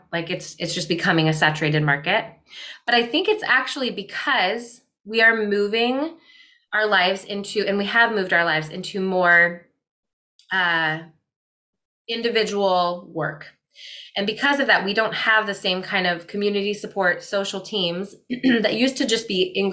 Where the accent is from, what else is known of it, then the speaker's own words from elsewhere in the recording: Midwest, United States; I grew up in the Midwest in more of a scarcity minded home